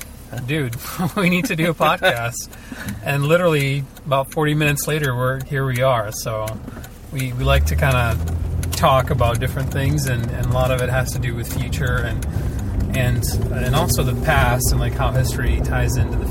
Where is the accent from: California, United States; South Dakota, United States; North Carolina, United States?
South Dakota, United States; Sioux Falls; English is a second language; also born or lived in Novovolynsk, Ukraine; we emigrated here in 1993. Came directly to Sioux Falls, and then from basically grew up here.